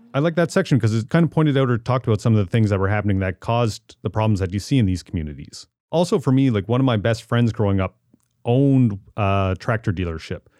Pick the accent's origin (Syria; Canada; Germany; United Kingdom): Canada; Amherst, Nova Scotia; born or raised there; moved away